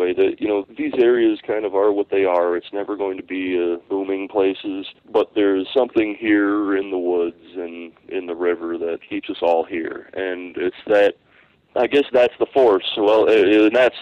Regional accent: Long Lake, New York, United States; I grew up basically in the heart of the Adirondacks

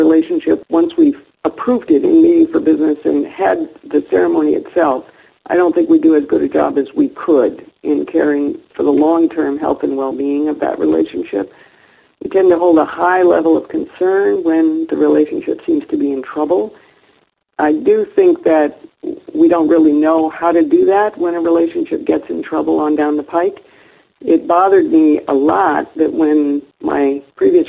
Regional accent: Berkeley, California, United States; moved away as an adult; also born or lived in Seattle, Washington / Whidbey Island, Washington; I'm currently living in Berkeley, California, and I grew up in Berkeley, California

